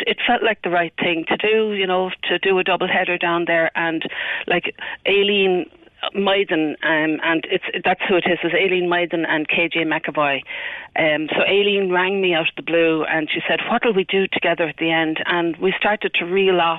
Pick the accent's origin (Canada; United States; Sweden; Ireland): Ireland; Waterford, Munster; I'm from Waterford and I spent many happy hours out in Tramore with my family when I was small